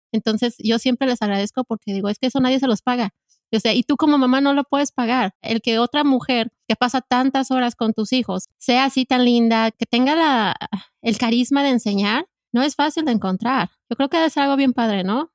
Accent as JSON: {"language": "Spanish", "region": "Mexico City", "country": "Mexico", "tie": "born or raised there", "said": "yo soy chilanga, eh, crecí en la Ciudad de México"}